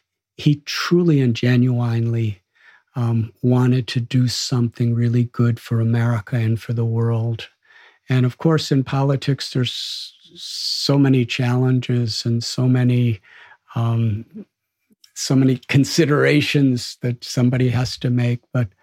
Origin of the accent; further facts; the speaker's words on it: Chicago, Illinois, United States; now in India; When I told him I'm from Chicago, he just lit up.